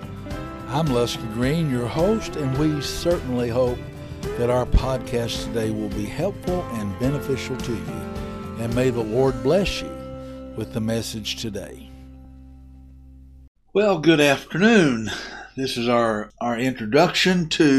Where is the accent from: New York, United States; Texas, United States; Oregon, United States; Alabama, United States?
Texas, United States; Muleshoe; moved away as an adult; also born or lived in Bentonville, Arkansas / Arkansas / Oklahoma / Mississippi; I was raised in the South. I was raised in Arkansas, Texas, and Oklahoma, and mostly in Texas. I went to a little high school called Mule Shoe High School.